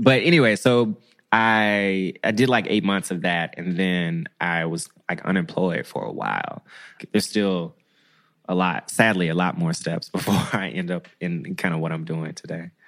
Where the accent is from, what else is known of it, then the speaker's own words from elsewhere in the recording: Memphis, Tennessee, United States; moved away; also born or lived in Washington, D.C. / Bogalusa, Louisiana; I'm from Memphis. I'm from Tennessee.